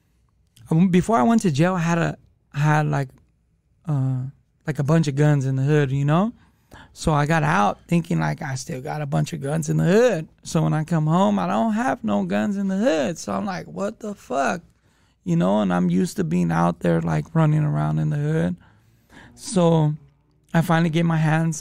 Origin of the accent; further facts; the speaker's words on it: Los Angeles, California, United States; I grew up in the hood